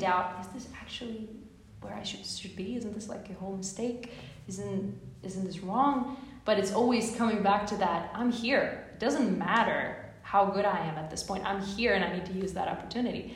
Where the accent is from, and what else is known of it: Ostrava, Moravian-Silesian Region, Czechia; first language Czech; English is a second language; moved away as an adult; now in Boston, United States